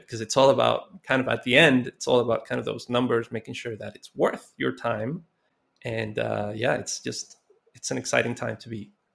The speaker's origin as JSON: {"language": "English", "country": "Costa Rica", "tie": "born or raised there", "said": "I grew up in Costa Rica, and I, you know, I came up, uh, in a very poor neighborhood"}